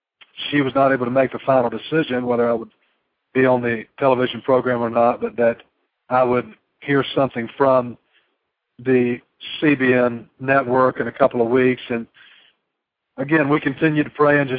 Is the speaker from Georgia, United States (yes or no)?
yes; Georgia, United States; I was born and raised in Georgia, and, you know, I'm still living in Georgia to this day